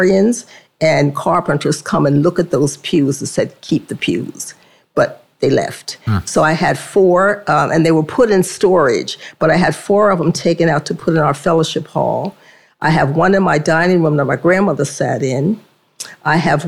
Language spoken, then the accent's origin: English; Princeton, New Jersey, United States; I grew up on Old Clay Street until they built the Clay Street that's there now